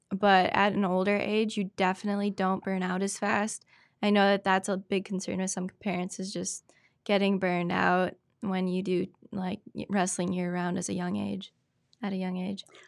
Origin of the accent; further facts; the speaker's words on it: Spooner, Wisconsin, United States; also born or lived in Cumberland, Wisconsin; Born and raised in Spooner, Wisconsin.